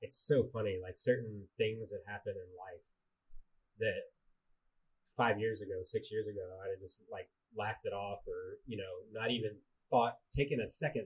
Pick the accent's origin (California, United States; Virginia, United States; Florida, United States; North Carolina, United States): Virginia, United States; I grew up in Virginia